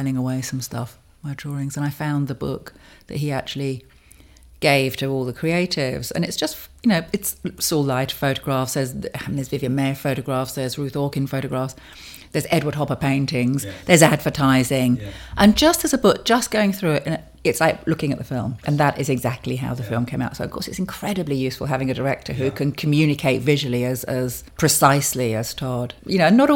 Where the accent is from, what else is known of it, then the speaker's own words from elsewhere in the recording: London, United Kingdom; I was born in London. And I've always lived in London